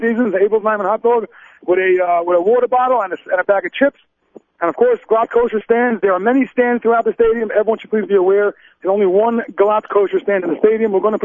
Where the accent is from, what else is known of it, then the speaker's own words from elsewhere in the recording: New York City, New York, United States; I grew up in Brooklyn